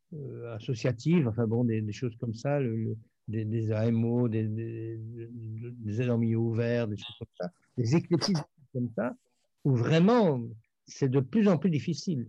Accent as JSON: {"language": "French", "country": "Belgium", "said": "je suis belge"}